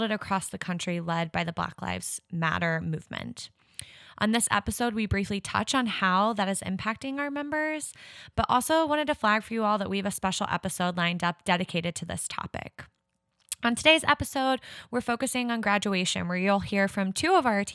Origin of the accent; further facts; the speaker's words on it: Midwest, United States; my Midwest peeps